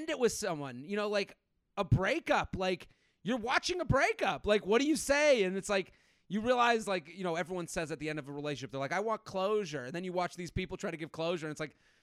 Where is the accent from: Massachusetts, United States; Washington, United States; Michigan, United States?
Massachusetts, United States; Needham; moved away as an adult; also born or lived in Pennsylvania; I'm from outside of Boston, town called Needham. I grew up there.